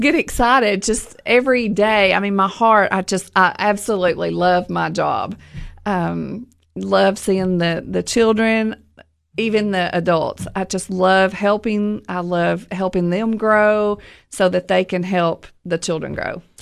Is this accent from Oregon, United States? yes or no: no; Livingston, Tennessee, United States; also born or lived in Rickman, Tennessee; I grew up in Livingston